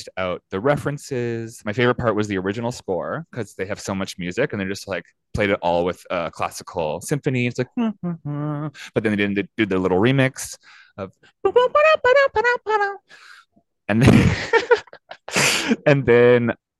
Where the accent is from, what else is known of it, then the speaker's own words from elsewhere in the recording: Fredericton, New Brunswick, Canada; growing up in Fredericton, New Brunswick